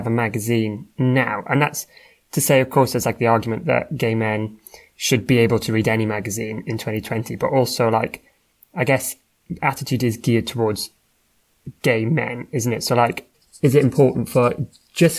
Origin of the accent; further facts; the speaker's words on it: Swansea, Wales, United Kingdom; I grew up in Swansea